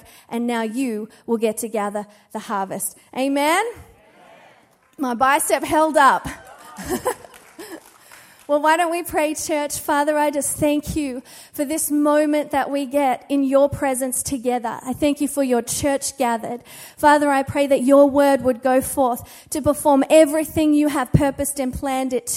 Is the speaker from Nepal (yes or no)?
no; Australia; now in United States; being an Australian here in America has got me into trouble a few times